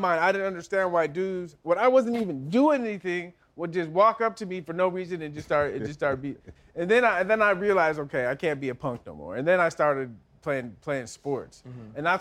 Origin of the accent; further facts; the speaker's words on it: San Diego, California, United States; someone like me growing up in California